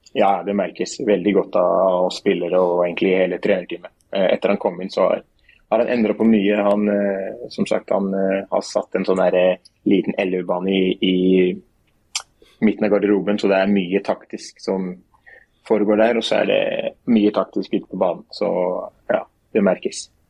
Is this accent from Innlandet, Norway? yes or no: no; Oslo, Norway; moved away as an adult; now in Skien, Norway; Det er jo Oslo der jeg kommer fra